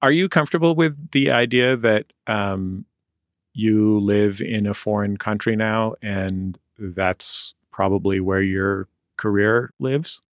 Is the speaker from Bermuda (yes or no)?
no; San Francisco, California, United States; now in Los Angeles, United States; I'm lucky to grow up somewhere that I really love